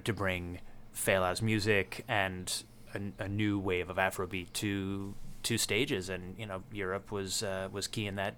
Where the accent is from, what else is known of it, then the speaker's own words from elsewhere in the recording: New York City, New York, United States; I grew up in Hell's Kitchen in the, in the eighties, and that was the entire neighborhood